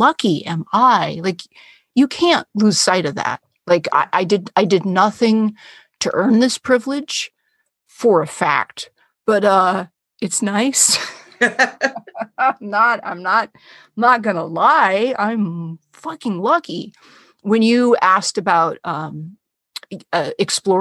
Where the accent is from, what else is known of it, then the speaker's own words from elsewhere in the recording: San Francisco, California, United States; I was born in San Francisco